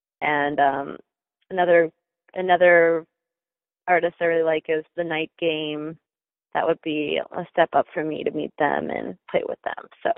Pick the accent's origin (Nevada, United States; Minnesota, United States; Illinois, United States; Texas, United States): Minnesota, United States; moved away as an adult; now in Los Angeles, United States; Yep, I'm from Minnesota. I even went to college there at a place called St. Olaf, and I did music there, and I moved out to LA when I was 21.